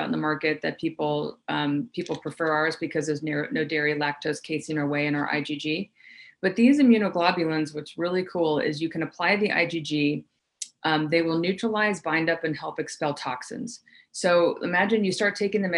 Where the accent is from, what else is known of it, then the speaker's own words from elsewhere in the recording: the South, United States; I grew up in the South